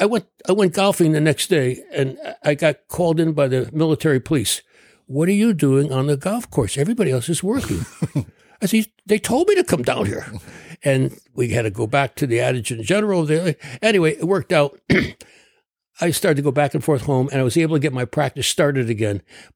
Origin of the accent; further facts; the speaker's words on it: Trumbull, Connecticut, United States; I practiced medicine for 35 years in my hometown of Trumbull, Connecticut.